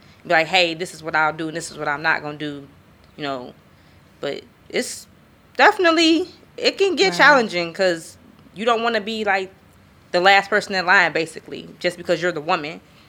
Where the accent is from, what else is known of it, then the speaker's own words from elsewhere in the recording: Chicago, Illinois, United States; moved away; I'm from Chicago